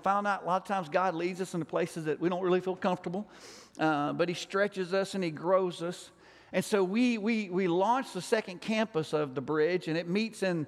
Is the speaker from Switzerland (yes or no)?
no; Alabama, United States; I'm from Alabama